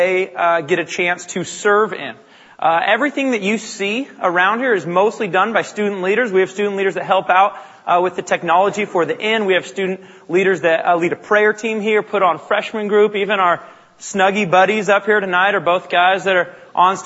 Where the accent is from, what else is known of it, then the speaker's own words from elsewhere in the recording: Bellingham, Washington, United States; I grew up in Bellingham, Washington, about an hour north of here